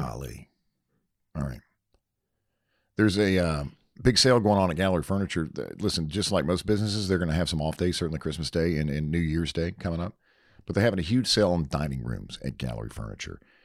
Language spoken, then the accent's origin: English; North Carolina, United States; now in Colorado, United States; I was raised in North Carolina.